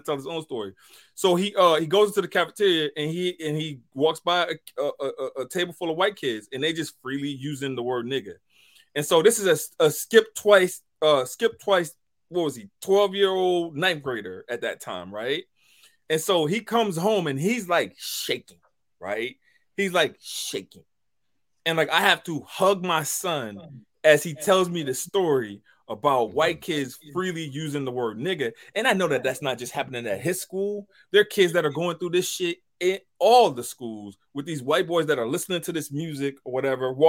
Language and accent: English; the South, United States; I grew up in the South